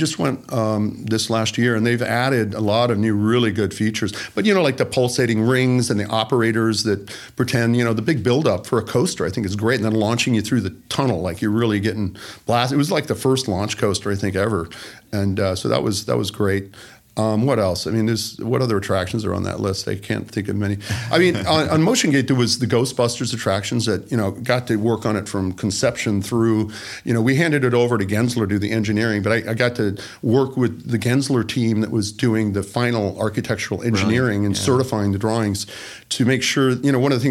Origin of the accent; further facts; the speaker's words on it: Florida, United States; moved away; I was born in Florida, but I hadn't been back in, you know, 20, 30 years.